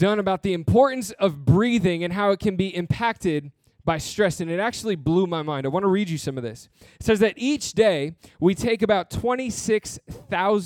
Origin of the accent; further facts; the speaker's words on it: New Jersey, United States; my family grew up in Michigan. And so I grew up mainly in New Jersey